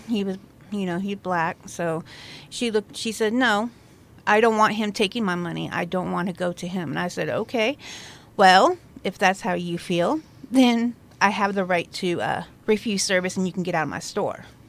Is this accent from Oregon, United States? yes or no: yes; La Pine, Oregon, United States; moved away as an adult; also born or lived in Crescent, Oregon / Virginia; I am a native from La Pine. I lived there for about, I don't know, sixteen years, fifteen years. Then I ended up moving to Crescent